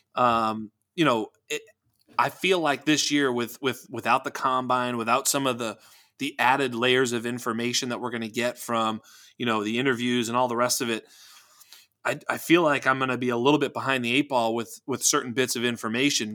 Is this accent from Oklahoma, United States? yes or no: no; Boston, Massachusetts, United States; I'm from Boston.